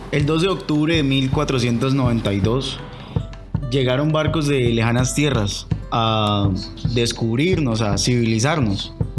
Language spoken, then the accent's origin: Spanish; Colombia; eso que nos hace colombianos